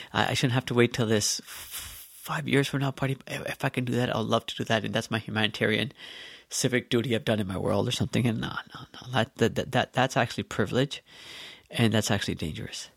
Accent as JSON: {"language": "English", "country": "Canada", "tie": "born or raised there", "said": "growing up here, uh, in Canada and as a Canadian"}